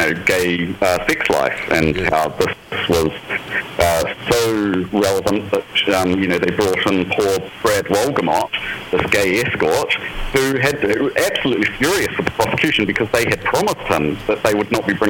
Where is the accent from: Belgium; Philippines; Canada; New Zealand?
New Zealand; I'm from New Zealand